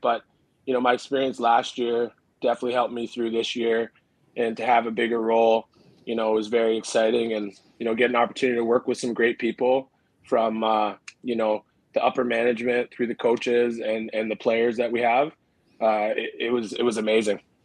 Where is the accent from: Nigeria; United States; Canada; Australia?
Canada; Richmond Hill, Ontario; also born or lived in Toronto; started playing house league in Richmond Hill